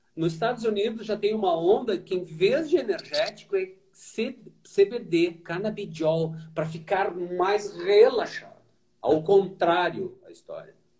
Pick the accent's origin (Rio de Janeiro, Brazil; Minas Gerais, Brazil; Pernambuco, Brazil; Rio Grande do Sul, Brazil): Rio Grande do Sul, Brazil; Porto Alegre; eu cruzava aquilo, foi uma rua da minha infância